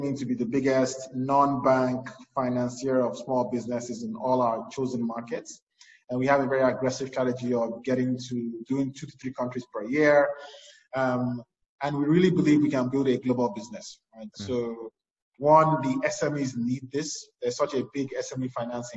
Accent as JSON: {"language": "English", "country": "Nigeria", "tie": "born or raised there", "said": "I grew up in Nigeria"}